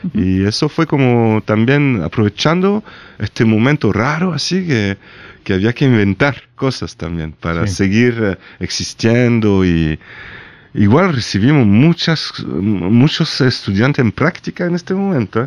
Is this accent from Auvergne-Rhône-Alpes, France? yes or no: no; Nîmes, Occitania, France; born or raised there; Spanish is a second language